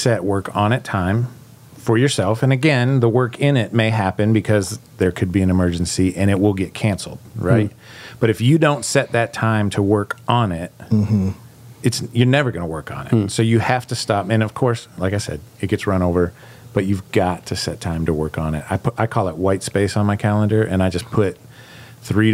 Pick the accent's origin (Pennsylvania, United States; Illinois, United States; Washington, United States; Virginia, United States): Pennsylvania, United States; Pittsburgh; I'm from Pittsburgh. Blue collar, we build things.